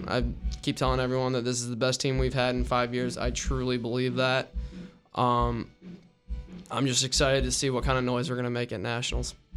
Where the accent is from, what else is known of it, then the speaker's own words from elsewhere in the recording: Raleigh, North Carolina, United States; also born or lived in Richmond, Virginia; growing up in Raleigh, I was a big N C State fan